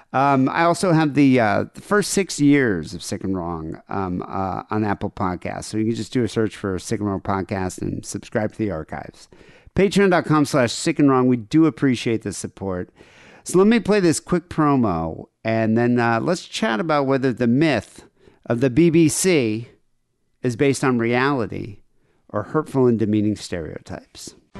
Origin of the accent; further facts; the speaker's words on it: South Africa; moved away; growing up in South Africa in the eighties